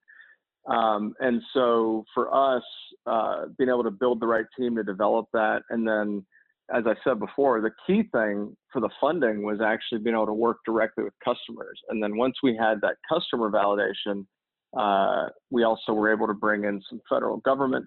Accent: New Orleans, Louisiana, United States; I grew up here in New Orleans

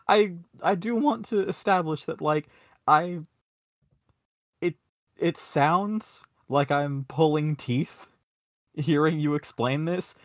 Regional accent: Atlanta, Georgia, United States; now in Maryland, United States; growing up in Atlanta

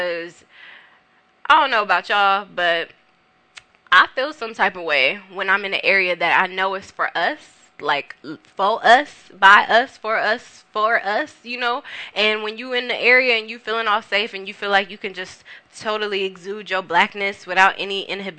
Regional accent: Carson, California, United States; also born or lived in Compton / North Long Beach; I'm from the South Bay area. I'm from Carson. You know, I grew up in Carson, Compton. I live in North Long Beach right now

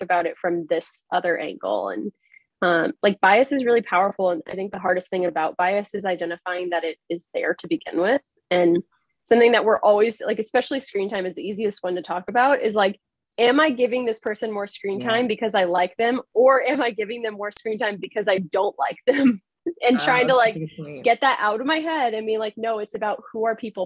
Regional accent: Texas, United States; now in Massachusetts, United States; growing up in Texas is very different than, you know, especially where I live now in Massachusetts

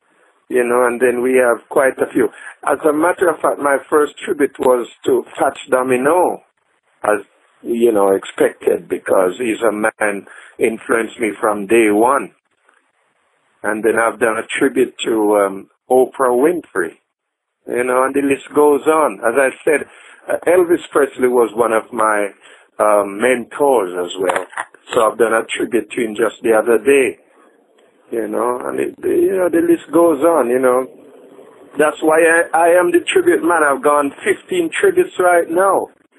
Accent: England, United Kingdom; also born or lived in Jamaica / Brooklyn, United States; yeah? I was born in Jamaica not long ago, and then as a little kid I went to England, UK. There I grew up, and in fact I spent most of my younger days in America as well, Brooklyn.

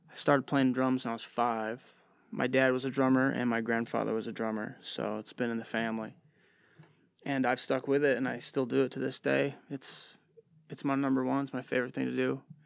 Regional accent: Livonia, Michigan, United States; also born or lived in Westland, Michigan; Born and raised in Livonia, Michigan

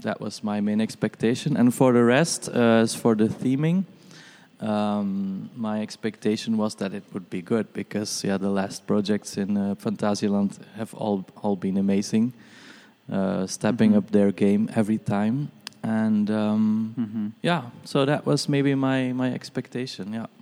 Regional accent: Brussels, Brussels-Capital Region, Belgium; I'm from Brussels.

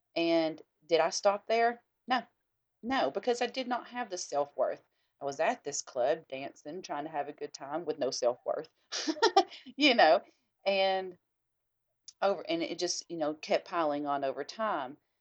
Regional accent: the South, United States; we are all, yeah, Southern

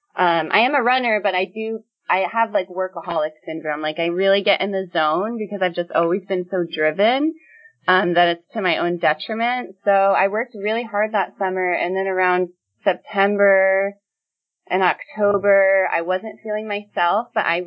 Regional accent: New York, United States; I grew up born and raised in New York 20 years

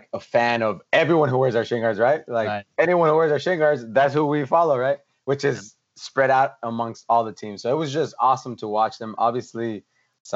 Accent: Santa Ana, California, United States; Where I'm from Santa Ana, California

